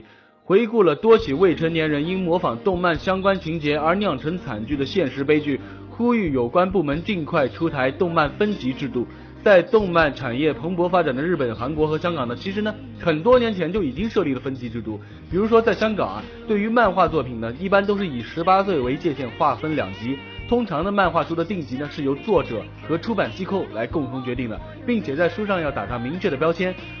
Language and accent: Chinese; China; 作为一个中国人，我真感到羞耻。